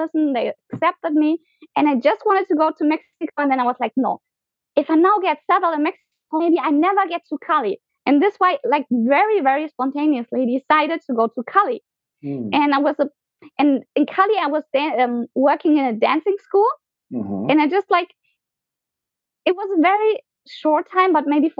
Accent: Germany; moved away as an adult; also born or lived in Argentina / Colombia; I was born in Germany. I was raised in Germany.

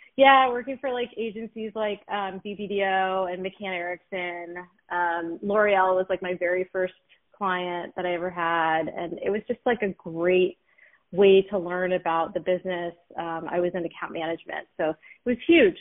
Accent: Los Angeles, California, United States; also born or lived in Philadelphia / New York; I'm a proud Los Angelino native

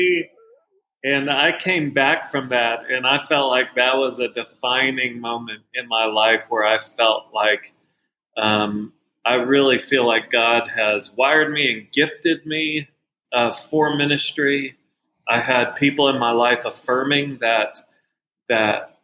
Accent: Dallas, Texas, United States; I grew up in Dallas and have two wonderful parents.

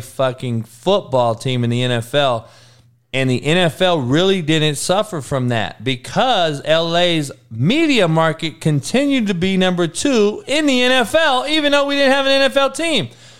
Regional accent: Los Angeles, California, United States; L.A. is my hometown.

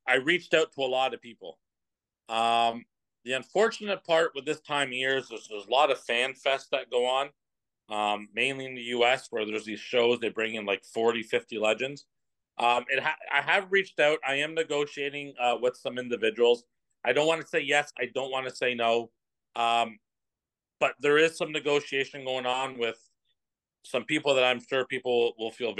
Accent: Oshawa, Ontario, Canada; Oshawa. It's my hometown

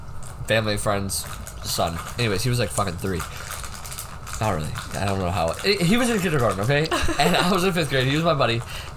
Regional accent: the South, United States; I'm from the South, dude.

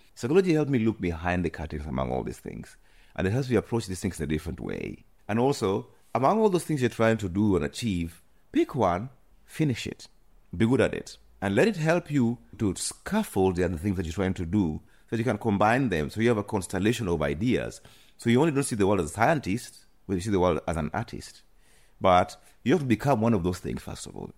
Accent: Kenya; moved away as an adult; also born or lived in Nairobi / United Kingdom; now in Amsterdam, Netherlands; growing up in coast

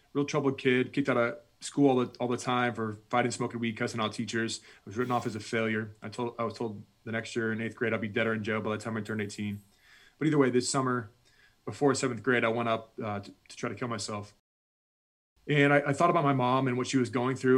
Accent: United States; I'm this American, I'm a combat veteran at this point

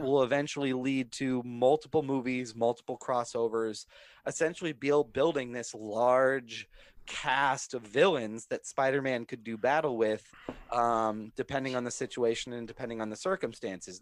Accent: Minnesota, United States; because I grew up in Minnesota, I wasn't born, okay. born there, but because I was grew up there

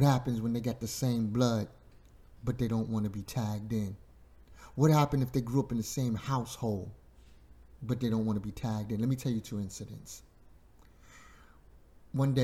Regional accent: New York City, New York, United States; Growing up in Bushwick, Brooklyn

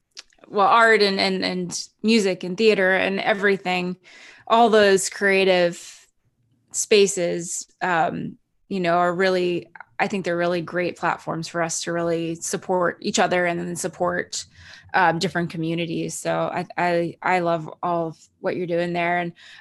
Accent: Canada; now in United States; Cause I'm actually Canadian too. I've been here for many, many years, but I'm going through the renewal of my green card.

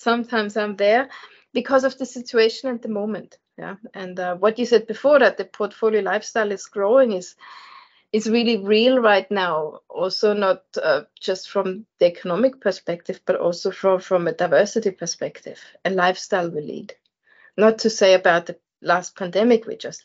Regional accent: Vienna, Austria; I was born and bred in Vienna and Austria in Europe. So I'm the foreigner in this group here.

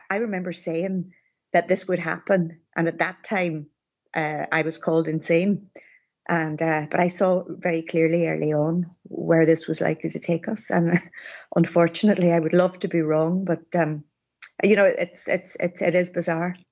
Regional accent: Derry, Northern Ireland, United Kingdom; I came back to my hometown of Derry

